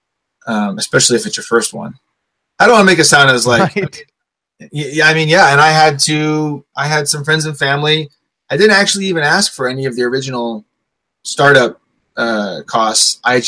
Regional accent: St. Louis, Missouri, United States; One of my favorite funny things, people, when people come to town, I'm from St. Louis.

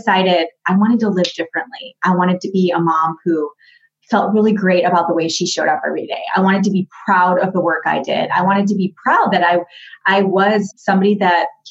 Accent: Grand Rapids, Michigan, United States; I grew up in Grand Rapids, Michigan. I'm from Michigan

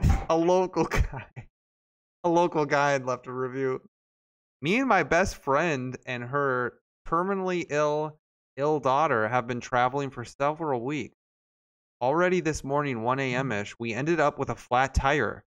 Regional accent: Arlington, Texas, United States; moved away; I was born in Arlington.

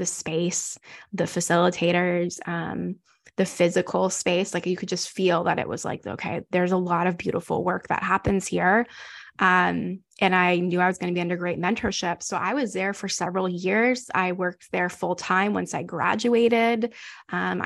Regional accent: North Carolina, United States; moved away as an adult; now in Houston, United States; we're from North Carolina and we moved here

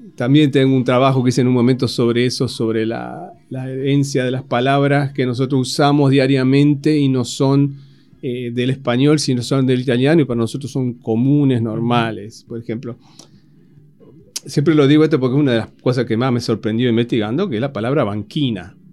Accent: Argentina

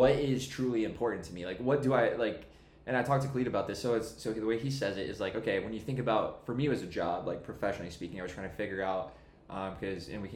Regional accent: Jacksonville, Florida, United States; I grew up here in Jacksonville

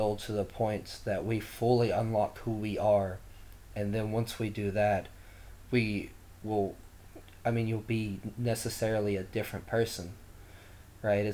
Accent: Eastern Kentucky, United States; I come from Eastern Kentucky

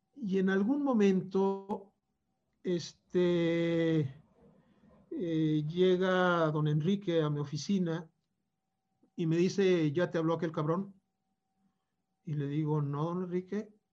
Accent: Torreón, Coahuila, Mexico; moved away; also born or lived in Mexico City; yo me voy a Torreón, que es mi tierra

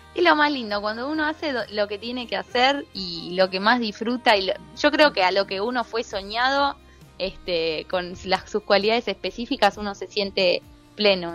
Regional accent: Buenos Aires, Argentina; also born or lived in Reconquista, Santa Fe (family origin, summers); now in United States; Yo nací en Buenos Aires

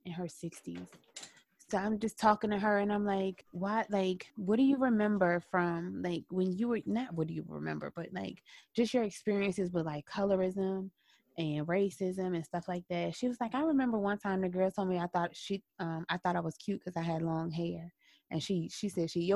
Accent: the South, United States; growing up in the South

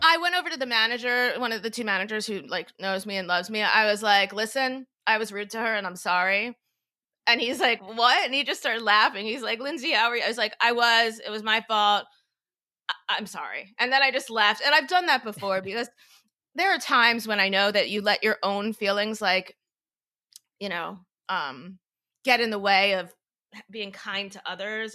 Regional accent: Florida, United States; now in New York, United States; I'm from Florida

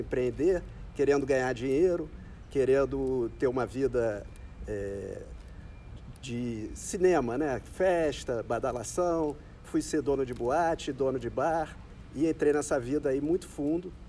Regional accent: Rio de Janeiro, Brazil; nasci aqui no Rio

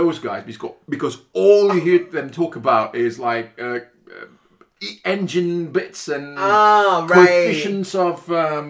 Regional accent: Italy; moved away; back then I was still in my hometown in Italy

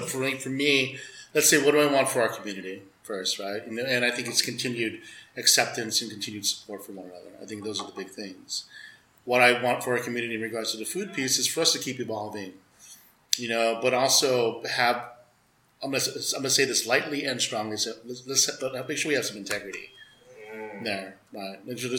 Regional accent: Philippines; Screw that, we're all Filipino, man.

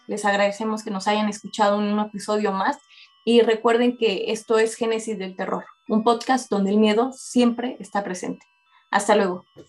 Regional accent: Mexico City, Mexico; como mexicanos, como este, coloquialmente nos dicen en, México los chilangos

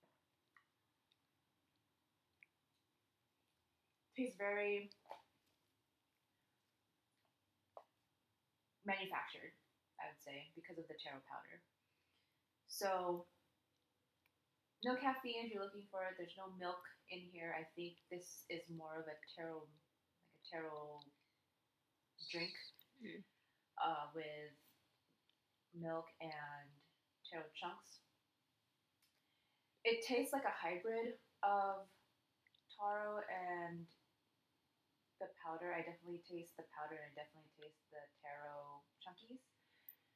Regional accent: Philippines; I'm Filipino

